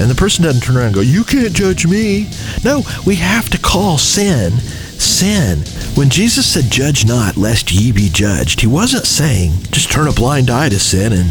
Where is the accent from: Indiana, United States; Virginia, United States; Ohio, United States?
Indiana, United States; Anderson; I grew up in Anderson, Indiana.